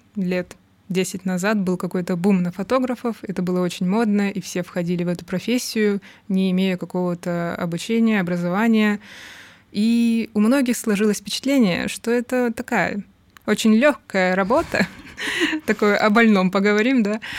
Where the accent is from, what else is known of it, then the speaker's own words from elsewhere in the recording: Rostov-on-Don, Rostov Oblast, Russia; я из Ростова-на-Дону, а там не так все богато культурой